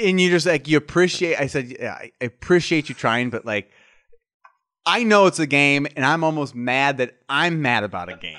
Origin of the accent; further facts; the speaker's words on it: Nebraska, United States; I'm from Nebraska, which is a cold weather state